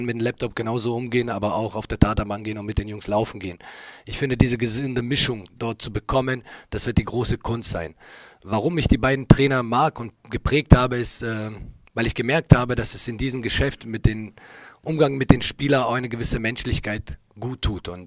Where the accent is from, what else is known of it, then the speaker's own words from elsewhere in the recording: Berlin, Germany; jeder, der mich kennt, ich bin hier in der Stadt geboren. Äh, diese Stadt, äh, dieser Verein bedeuten natürlich für mich viel mehr als nur Arbeitgeber, habe ich gesagt. Und äh, ich kenne uns Berliner alle.